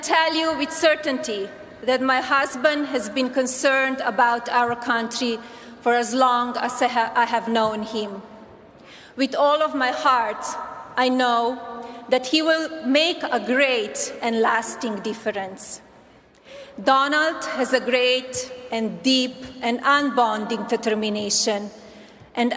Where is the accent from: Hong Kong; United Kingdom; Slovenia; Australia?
Slovenia; moved away as an adult; now in United States; I was born in Slovenia, a small, beautiful, and then communist country in Central Europe